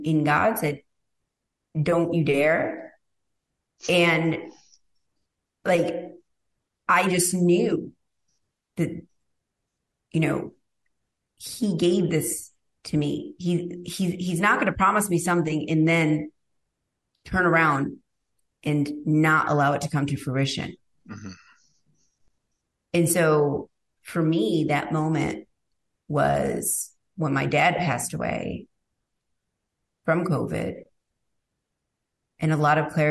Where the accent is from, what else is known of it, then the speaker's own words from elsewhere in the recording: Rome, New York, United States; moved away; I'm literally from Rome, New York